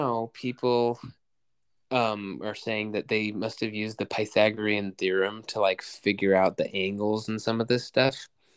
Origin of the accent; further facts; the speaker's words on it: United States; we're American